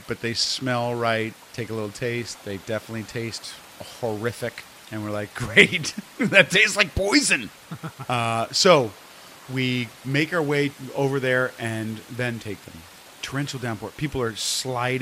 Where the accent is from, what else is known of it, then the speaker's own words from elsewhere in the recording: San Francisco, California, United States; growing up in the Haight-Ashbury